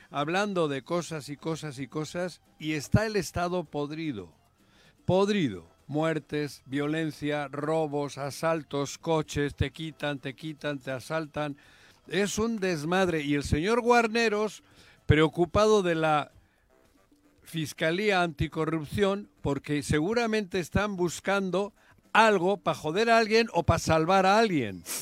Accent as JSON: {"language": "Spanish", "country": "Mexico", "said": "pero nosotros somos de la República Federal Mexicana los que deberíamos decir esto está mal."}